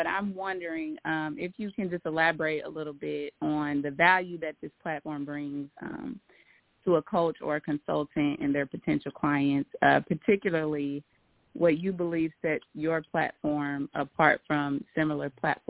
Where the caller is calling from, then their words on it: Indianapolis, Indiana, United States; I'm calling in from Indianapolis.